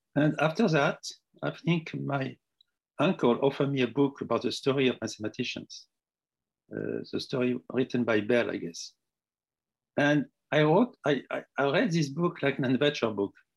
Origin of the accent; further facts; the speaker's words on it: Tunisia; moved away as an adult; also born or lived in Morocco; now in France; I was born in Tunisia